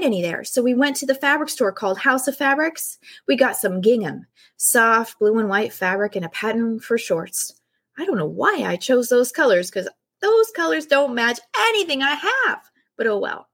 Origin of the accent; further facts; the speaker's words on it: California, United States; I'm from California and staying with my grandmother in the house next to Mary's